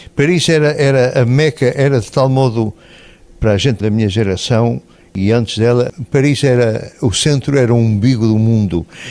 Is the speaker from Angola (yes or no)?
no; Portugal; moved away as an adult; now in Netherlands; eu sou português, eu sou um escritor que escreve em português